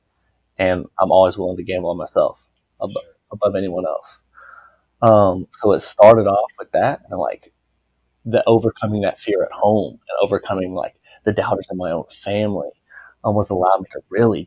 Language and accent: English; United States; I'm American